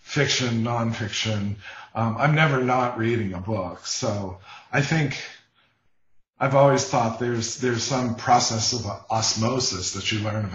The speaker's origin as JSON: {"language": "English", "region": "Ohio River Appalachian area", "country": "United States", "tie": "born or raised there", "said": "the town I grew up in on the Ohio River in the foothills of the Appalachians"}